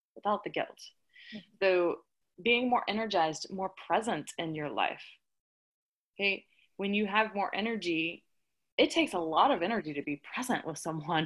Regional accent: the South, United States; I'm from the South

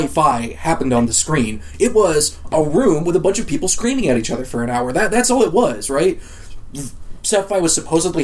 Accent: United States; I'm an American.

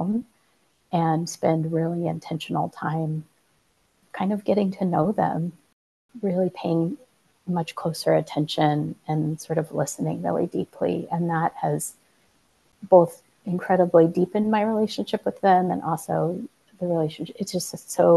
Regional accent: Colorado, United States; I grew up in Colorado

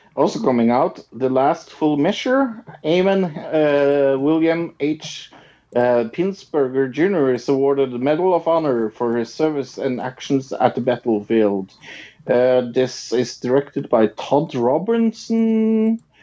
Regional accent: Norway; I'm from Norway

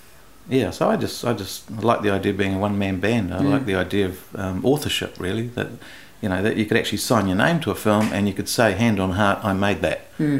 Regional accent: New Zealand; English is a second language; And Yeah, I grew up in New Zealand. I couldn't speak a word of English the first day I went to school.

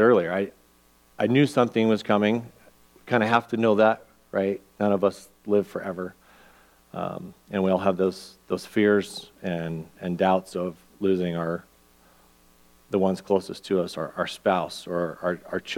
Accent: Albuquerque, New Mexico, United States; moved away; my hometown's Albuquerque

